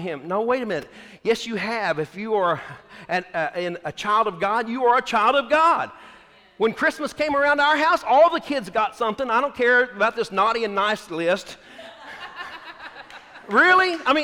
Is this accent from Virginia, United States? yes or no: no; Texas, United States; I'm from Texas